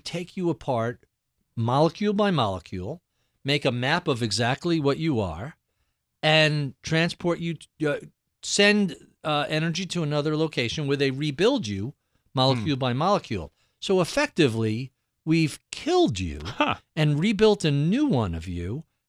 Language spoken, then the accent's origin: English; New York, United States; I'm a New Yorker